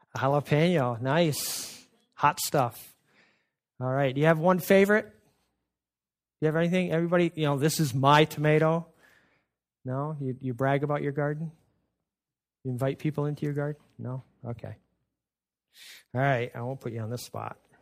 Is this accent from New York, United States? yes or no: yes; Adirondacks, North Country of New York, United States; I was growing up in the North Country of New York in the Adirondacks